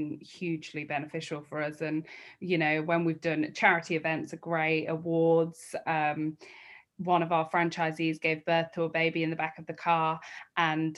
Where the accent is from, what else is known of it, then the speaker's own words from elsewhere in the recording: Peak District, East Midlands, United Kingdom; we grew up in the Peak District